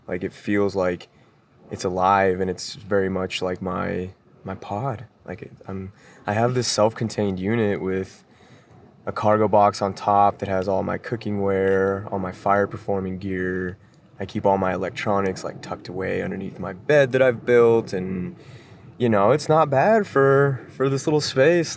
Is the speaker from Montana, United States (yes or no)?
no; Denver, Colorado, United States; moved away; I'm originally from Denver, Colorado